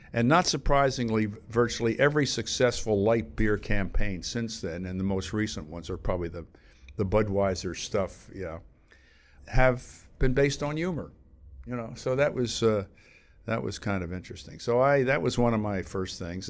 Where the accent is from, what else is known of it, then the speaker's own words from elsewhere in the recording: outside Philadelphia, Pennsylvania, United States; moved away as an adult; also born or lived in New York; I grew up outside Philadelphia.